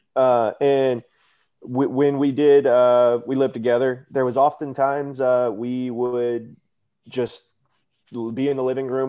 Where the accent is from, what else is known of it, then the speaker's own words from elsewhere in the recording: Houston, Texas, United States; also born or lived in Michigan; I'm originally from Houston, Texas